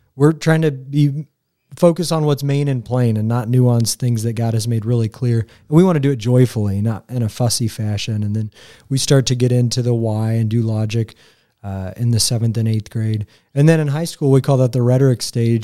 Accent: Greenfield, Indiana, United States; I'm from Greenfield. Like, I'm a marauder. I went to Mount Vernon High School

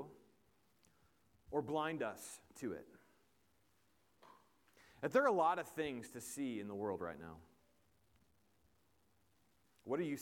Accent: Indiana, United States; I am from Indiana, and a Colts fan

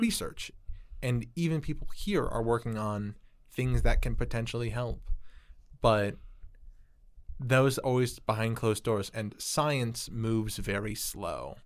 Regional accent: Chicago, Illinois, United States; I'm from Chicago

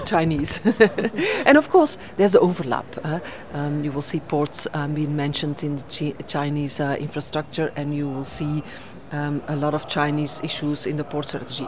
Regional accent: Belgium; in my home country, Belgium.

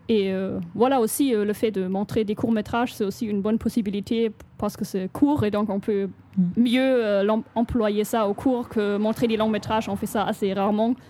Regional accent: Chemnitz, Saxony, Germany; French is a second language; je viens de Chemnitz, une ville en Allemagne

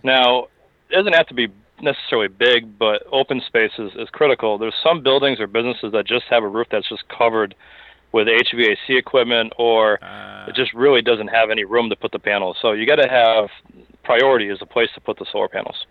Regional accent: Springfield, Massachusetts, United States; moved away as an adult; also born or lived in Boston / West Palm Beach, Florida; I hail from Western Massachusetts. Uh, spent my time growing up in the, the Springfield area.

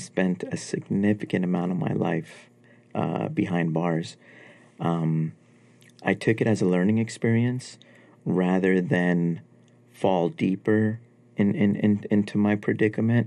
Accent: New York City, New York, United States; also born or lived in Afghanistan; Growing up in New York was amazing.

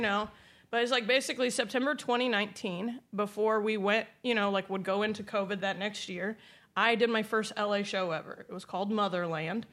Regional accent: Indiana, United States; I grew up in Drive Your Tractor to School Day, Indiana

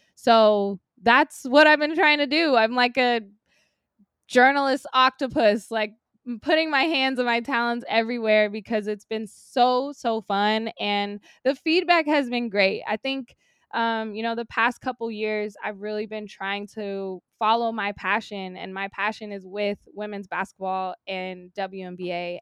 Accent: Sacramento, California, United States; now in Los Angeles, United States; I grew up in Sacramento

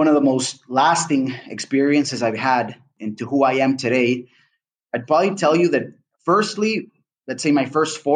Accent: Honduras; moved away as an adult; also born or lived in Washington, D.C., United States / Canada; now in Panama City, Panama; I'm originally from Honduras. That's where I was born and raised

